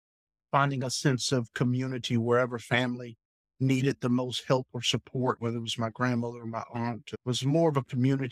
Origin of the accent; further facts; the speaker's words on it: Arlington, Virginia, United States; born there; I was born in Arlington, Virginia, in a community called Green Valley, which is in South Arlington